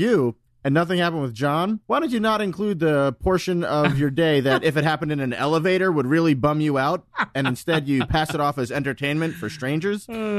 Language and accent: English; Long Island, New York, United States; We did stuff like that growing up on Long Island.